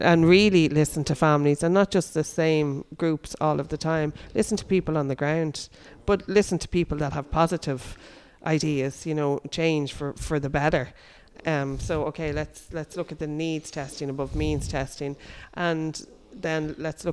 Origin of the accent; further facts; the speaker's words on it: Dublin, Leinster, Ireland; moved away as an adult; I lived in Dublin until I was 25